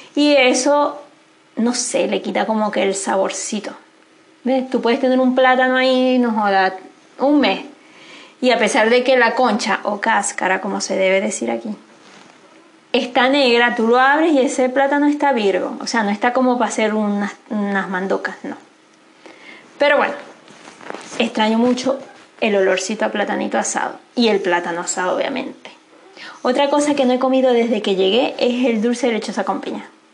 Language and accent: Spanish; Venezuela; moved away as an adult; Si volvería a Venezuela, quizás volvería, eh, evidentemente voy a volver en algún minuto, pero no sé si es para volver a vivir allá